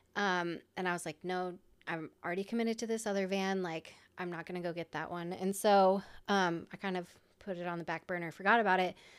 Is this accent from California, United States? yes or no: no; Iowa, United States; I'm from Iowa